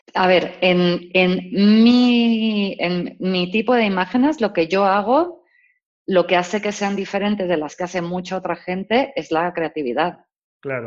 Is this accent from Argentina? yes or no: no; Mexico; moved away as an adult; now in Spain; yo nací y crecí en México